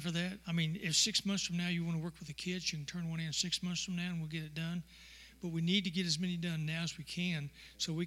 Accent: Texas, United States; I'm a Texan

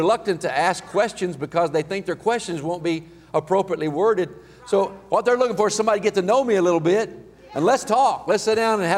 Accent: Healdton, Oklahoma, United States; also born or lived in Enid; I grew up in Healton

